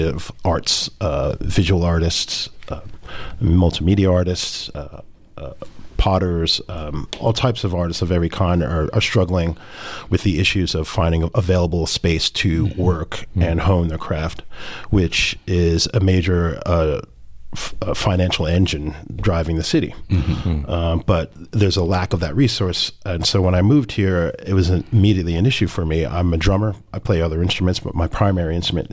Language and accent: English; Newark, New Jersey, United States; moved away; also born or lived in New York / London; I grew up in Newark, spent most of my life in New York.